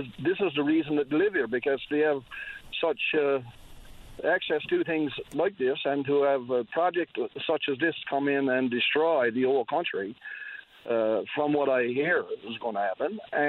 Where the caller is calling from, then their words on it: Point Leamington, Newfoundland and Labrador, Canada; I'm calling from Point Lymington as a concerned citizen regarding those winds.